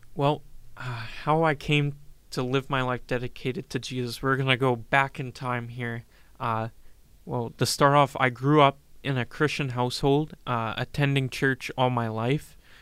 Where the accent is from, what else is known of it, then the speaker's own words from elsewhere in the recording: Regina, Saskatchewan, Canada; I'm from Regina, Saskatchewan, lived here all my life.